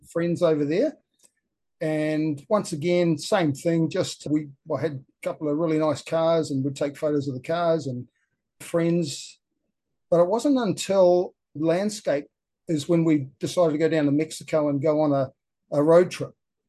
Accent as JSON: {"language": "English", "country": "New Zealand", "tie": "born or raised there", "said": "I grew up in New Zealand"}